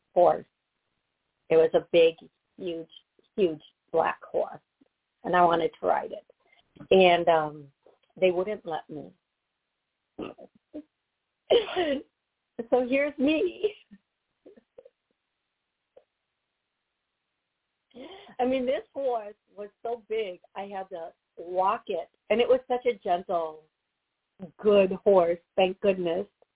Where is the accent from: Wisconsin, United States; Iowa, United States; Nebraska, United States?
Wisconsin, United States; moved away; back to where I was born, the city I was born in Wisconsin.